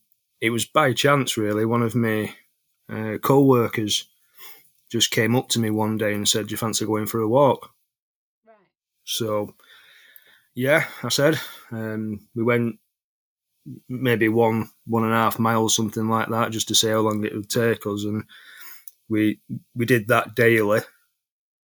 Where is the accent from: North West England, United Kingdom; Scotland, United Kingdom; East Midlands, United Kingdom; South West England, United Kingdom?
North West England, United Kingdom; Bolton; I'm 42 from Bolton